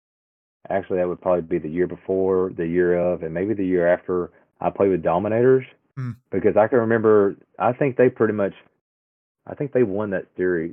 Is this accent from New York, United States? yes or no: no; Texarkana, Texas, United States; I'm from Texarkana